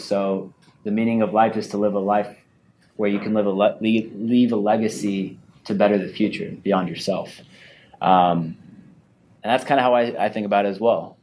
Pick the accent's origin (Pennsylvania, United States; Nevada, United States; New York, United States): Nevada, United States; Las Vegas; sitting back home in Las Vegas